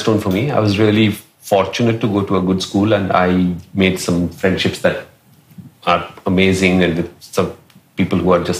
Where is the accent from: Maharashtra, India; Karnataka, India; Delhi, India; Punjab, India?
Maharashtra, India; Mumbai; now in Singapore; I grew up in Dadar, as she said, Matunga, so very much the heartland of Bombay.